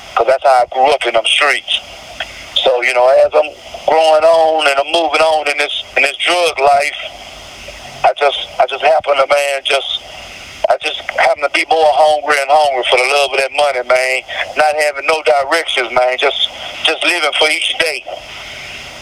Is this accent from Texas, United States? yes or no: yes; Houston, Texas, United States; I'm from Houston, Texas, Southside.